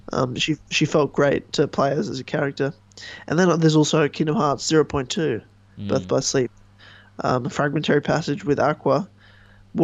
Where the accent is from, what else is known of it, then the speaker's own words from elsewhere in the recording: Australia; as an Australian